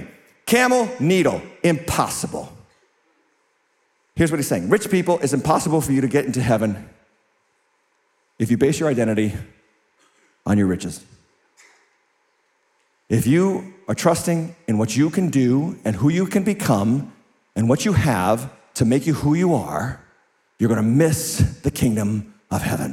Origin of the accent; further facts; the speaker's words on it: United States; I'm an American, born and raised.